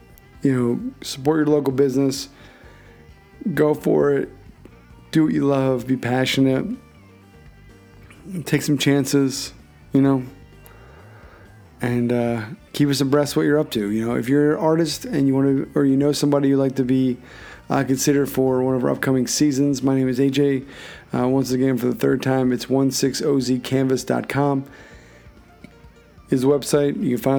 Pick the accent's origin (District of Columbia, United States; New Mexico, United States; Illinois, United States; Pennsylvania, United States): Pennsylvania, United States; Philadelphia; not to be confused with my hometown of Philadelphia